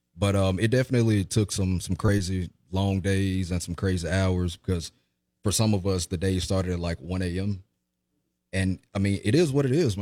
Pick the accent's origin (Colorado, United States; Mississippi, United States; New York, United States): Mississippi, United States; Jackson; born and raised in Jackson, Mississippi